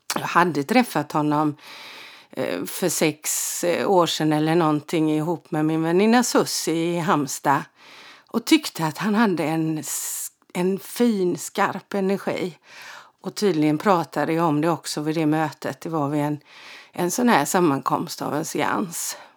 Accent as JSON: {"language": "Swedish", "town": "Frillesås", "region": "Halland County", "country": "Sweden", "tie": "born or raised there", "also_born_or_lived": "Halmstad"}